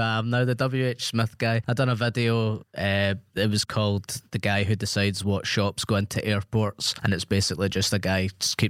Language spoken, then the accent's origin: English; Scotland, United Kingdom; accent: Scottish; Thanks for schooling me on my own accent.